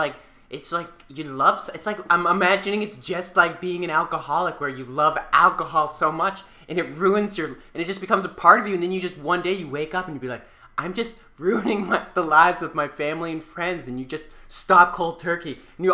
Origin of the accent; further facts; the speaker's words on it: Samoa; I come from Samoa. We don't speak Japanese in Samoa.